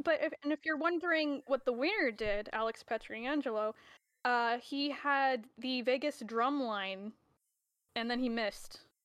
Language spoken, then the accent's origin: English; Canada; I am the resident Canadian